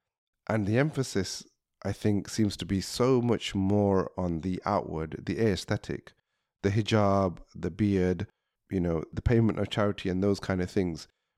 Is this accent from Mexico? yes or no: no; United Kingdom; As British Muslims